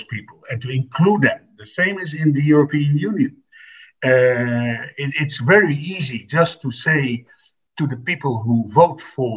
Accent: Netherlands; I come from the Netherlands, and I can say that we are an old established democracy

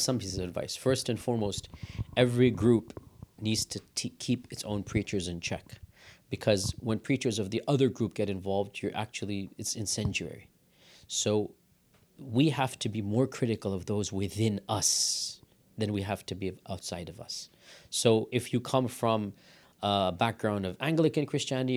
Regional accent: United States; we're born and raised in America, then we go study abroad, then we come back.

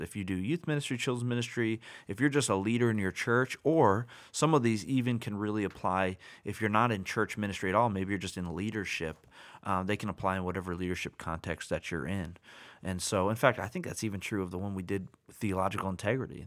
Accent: United States; I'm American

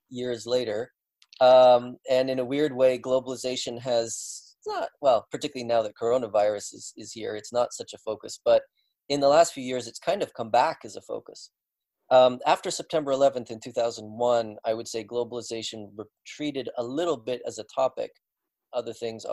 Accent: British Columbia, Canada; moved away; also born or lived in Sweden; in British Columbia, where uh, where I was born and grew up

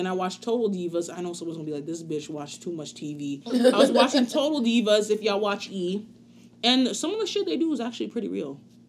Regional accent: Spring Valley, New York, United States; my hometown, Spring Valley, New York

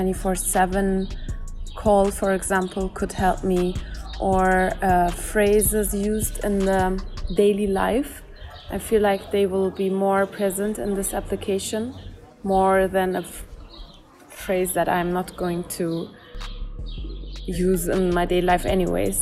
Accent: Germany; moved away as an adult; also born or lived in Turkey; now in Jordan; I am from Germany and we have a lot of Moroccan, Tunisian people there

